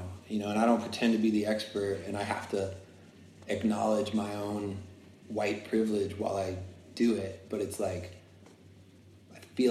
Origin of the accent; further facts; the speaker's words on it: Florida, United States; I grew up in Florida